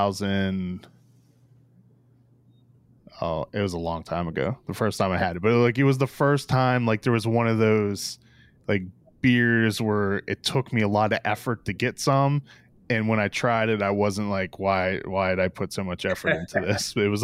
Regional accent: Pittsburgh, Pennsylvania, United States; I grew up in Pittsburgh.

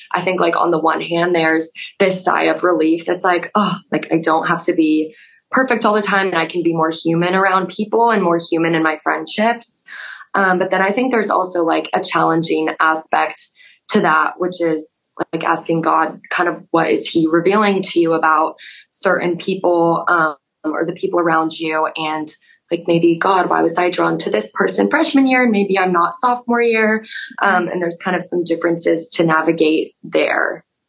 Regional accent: Denver, Colorado, United States; accent: Colorado; moved away as an adult; I'm from Denver, Colorado. So a little bit far away. Everyone says I say Colorado weird, like with the Colorado accent

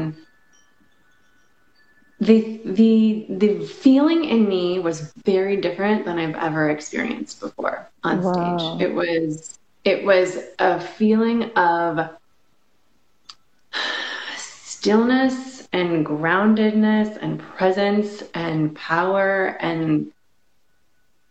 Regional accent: Chicago, Illinois, United States; also born or lived in Los Angeles; now in Las Vegas, United States; I'm originally from Chicago

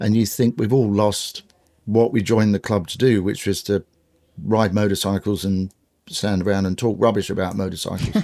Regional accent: London, United Kingdom; I grew up in sort of West London in the suburbs

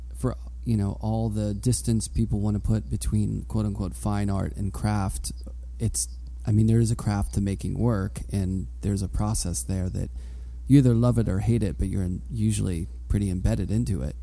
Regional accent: Pittsburgh, Pennsylvania, United States; I grew up in Pittsburgh, but I went to Penn State for undergrad

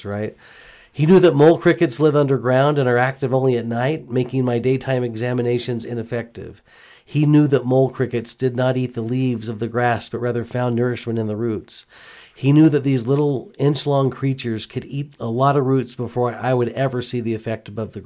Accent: Houston, Texas, United States; moved away; I grew up in Houston

